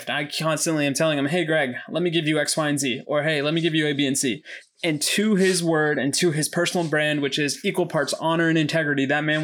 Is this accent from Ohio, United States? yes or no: no; Gresham, Oregon, United States; We're from Gresham.